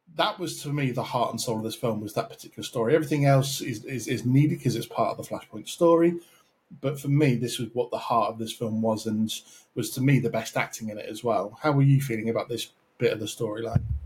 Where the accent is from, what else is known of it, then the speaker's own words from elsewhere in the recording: United Kingdom; I'm British myself